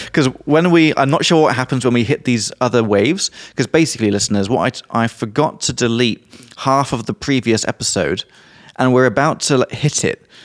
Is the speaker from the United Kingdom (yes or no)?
yes; England, United Kingdom; from England